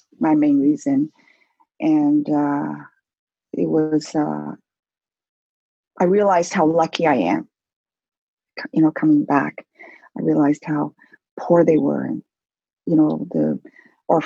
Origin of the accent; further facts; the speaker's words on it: Canada; I'm really Canadian